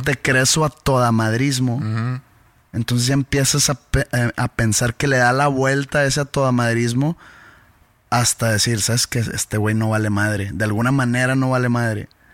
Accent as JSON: {"language": "Spanish", "country": "Mexico", "said": "somos mexicanos"}